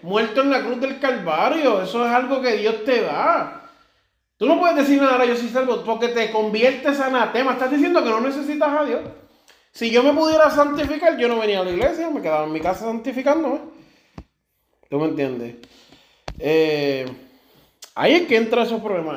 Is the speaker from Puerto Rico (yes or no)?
yes; Puerto Rico; also born or lived in Germany; Yo soy puertorriqueño y alemán